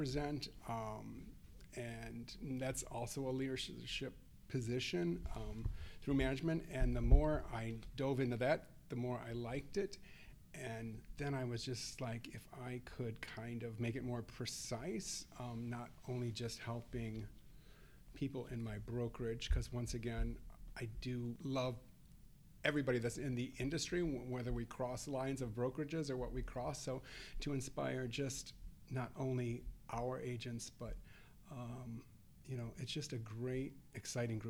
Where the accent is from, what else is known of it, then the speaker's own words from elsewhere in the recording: Chicago, Illinois, United States; We're from Chicago